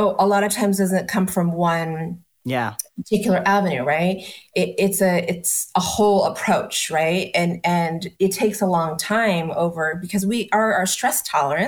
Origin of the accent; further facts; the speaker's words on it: East Coast, United States; moved away as an adult; also born or lived in New York City; now in Austin, United States; I was born and raised on the East Coast, worked and had business in New York City.